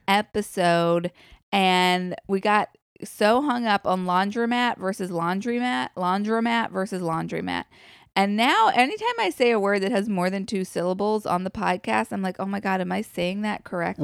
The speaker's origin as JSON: {"language": "English", "country": "United States", "said": "we as an American culture have evolved"}